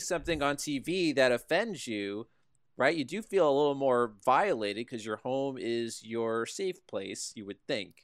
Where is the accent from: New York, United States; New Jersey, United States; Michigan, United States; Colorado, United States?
New Jersey, United States; we grew up in New Jersey